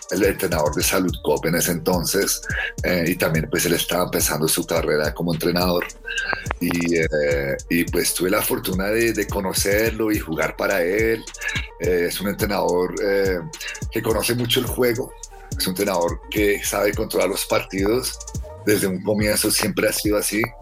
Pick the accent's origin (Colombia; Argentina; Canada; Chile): Colombia; Zipaquirá, Cundinamarca; also born or lived in Bahrain; Mi mamá es colombiana de Popayán y mi papá es de Bahrein y yo nací en la isla, en el reino que se llama Bahrein, que queda en el Medio Oriente, entre Qatar y Saudi Arabia. Y em, yo nací allá y nosotros nos ubicamos aquí en Colombia en el 88 después de la guerra del Golfo. Y, y yo crecí en Zipaquirá